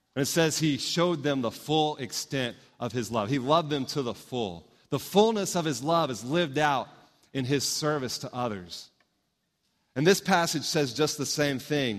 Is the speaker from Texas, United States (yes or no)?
yes; Houston, Texas, United States; moved away; growing up in Houston, I got to see this church grow